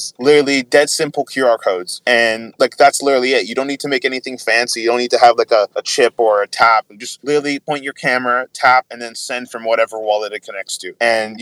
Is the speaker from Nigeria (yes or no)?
yes; Nigeria; as a Nigerian